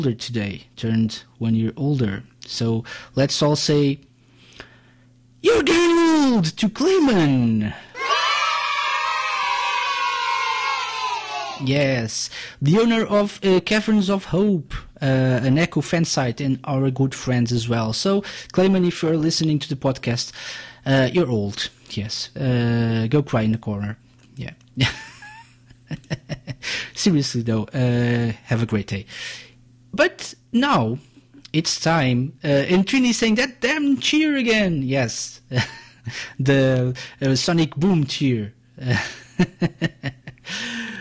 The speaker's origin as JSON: {"language": "English", "country": "Portugal", "said": "I'm from Portugal"}